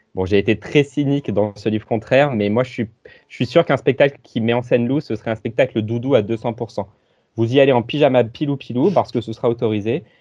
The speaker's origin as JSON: {"language": "French", "town": "Rochefort", "region": "Nouvelle-Aquitaine", "country": "France", "said": "je viens de près de Rochefort, Place Colbert, Pont Transborder"}